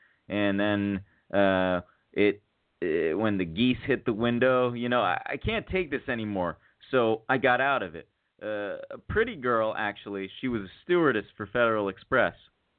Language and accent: English; Arizona, United States; also born or lived in Chicago; I was born in Chicago, raised in Arizona. I moved to Arizona when I was 3 years old because my brother had asthma.